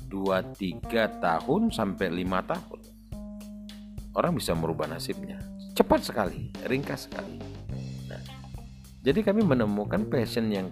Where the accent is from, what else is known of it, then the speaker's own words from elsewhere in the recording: Kelampadu, South Sumatra, Indonesia; saya anak orang desa tepatnya desa kami itu di desa Kelampadu kecamatan Morakuang Kabupaten Ogan Ilir Sumatera Selatan eh, dari kota Palembang kurang lebih 120 km